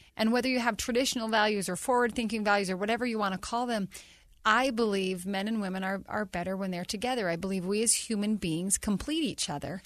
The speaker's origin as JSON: {"language": "English", "town": "North Ogden", "region": "Utah", "country": "United States", "tie": "born or raised there", "said": "for my hometown"}